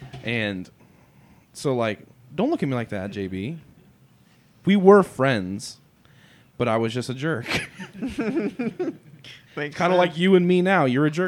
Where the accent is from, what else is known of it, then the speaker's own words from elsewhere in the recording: Plain City, United States; us growing up in Plain City.